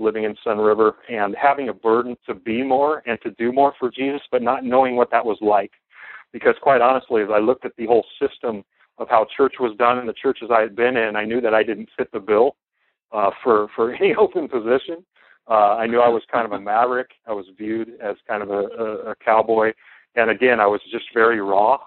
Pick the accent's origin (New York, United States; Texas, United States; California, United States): California, United States; Southern; I grew up in Southern California